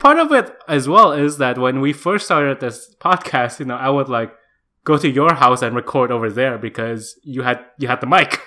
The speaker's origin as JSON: {"language": "English", "country": "Indonesia", "tie": "born or raised there", "moved": "as an adult"}